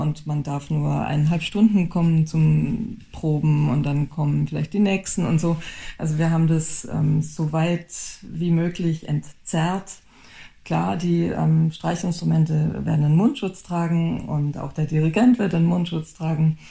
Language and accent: German; Baden-Württemberg, Germany; now in Düsseldorf, Germany; ich komme aus Südbaden